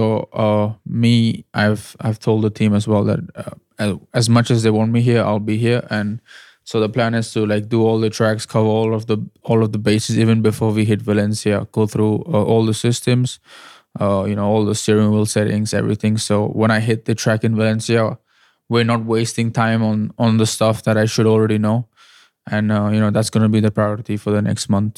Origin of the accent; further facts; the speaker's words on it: India; me being an Indian driver, driving for an Indian team